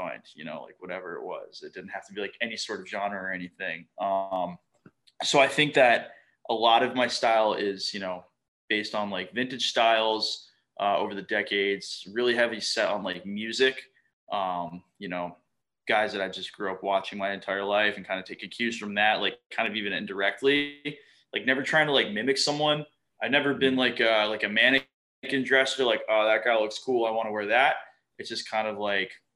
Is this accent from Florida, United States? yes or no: yes; Fort Lauderdale, Florida, United States; I grew up in South Florida.